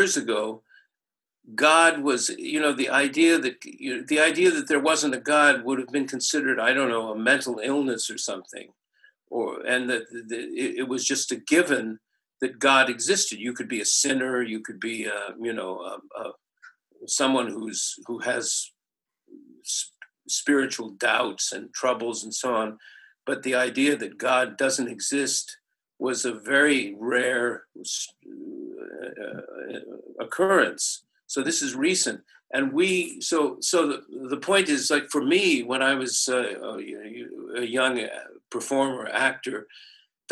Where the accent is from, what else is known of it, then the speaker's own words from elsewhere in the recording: Santa Barbara, California, United States; my hometown is Santa Barbara in California